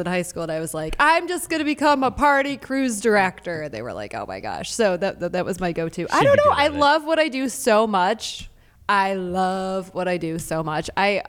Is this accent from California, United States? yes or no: no; Detroit, Michigan, United States; And I'm from Detroit, so I'm the city girl.